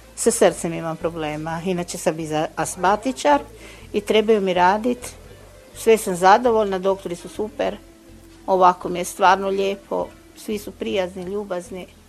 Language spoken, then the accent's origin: Croatian; Umag, Istria County, Croatia; Ja sam iz Umaga